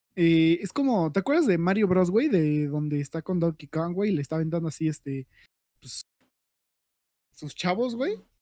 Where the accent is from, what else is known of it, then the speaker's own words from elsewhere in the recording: Mexico; yo soy mexicano, todos somos mexicanos aquí